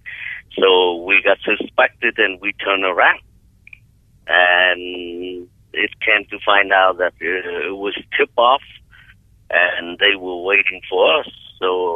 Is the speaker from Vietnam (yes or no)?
yes; Vietnam; now in Anaheim, United States; I'm from Vietnam.